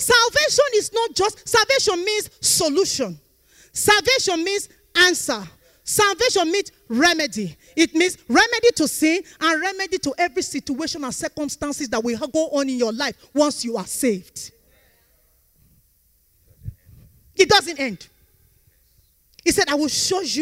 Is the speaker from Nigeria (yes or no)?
yes; Nigeria; We are from Nigeria.